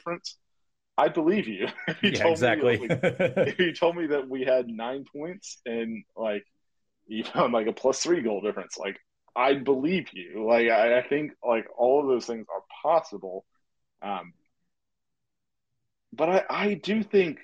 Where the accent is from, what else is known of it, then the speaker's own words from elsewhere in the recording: Southeast, United States; I grew up in the Southeast